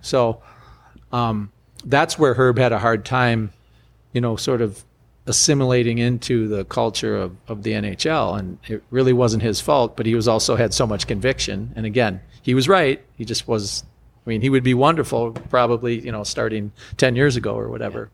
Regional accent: United States; I'm a American college player, first round pick

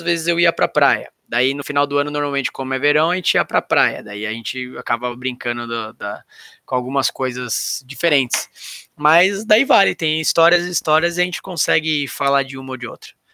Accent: São Paulo, Brazil; Eu sou, sou da Casa Verde, que é do lado da, da, da, da, da Barra Funda ali

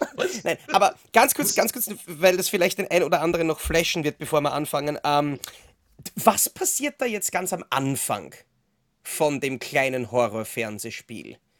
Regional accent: Austria; bei uns in Österreich

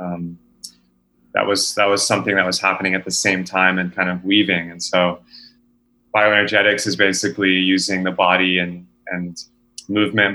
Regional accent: Texas, United States; I was born and raised in Texas

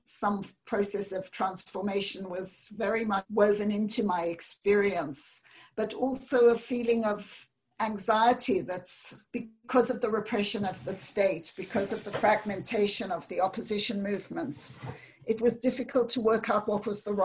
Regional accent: South Africa; I grew up in South Africa in the period of apartheid, in a very segregated society

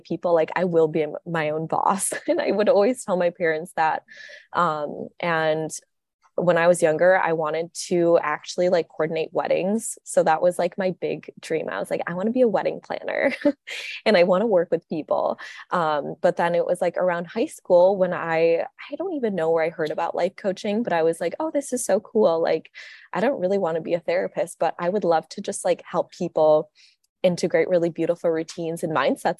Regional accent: Minnesota, United States; I'm from Minnesota too

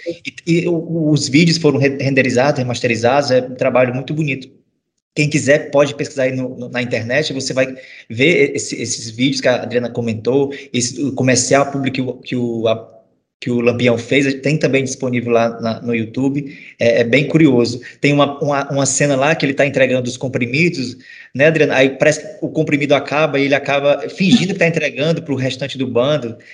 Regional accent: Northeast Brazil, Brazil; eu sou nordestino, sou filho de repentista

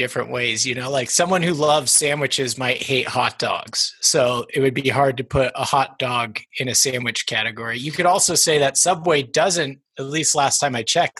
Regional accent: Longmont, Colorado, United States; Yeah, well, I feel like I'm a Longmont native, but I'm not technically. I was born into the Air Force life. My father was a major in the Air Force, so I've lived a little bit of everywhere, but we landed in Colorado when I was 9

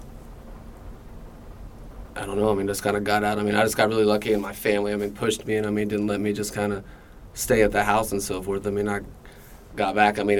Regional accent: Sapulpa, Oklahoma, United States; also born or lived in Dallas, Texas; I was born in Dallas, Texas, moved up to Sepulpa, Oklahoma when I was 3. Grew up in Sepulpa, graduated high school there in 96

